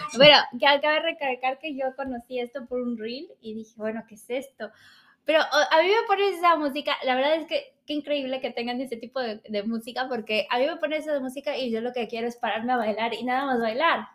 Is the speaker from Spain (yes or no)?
no; Mexico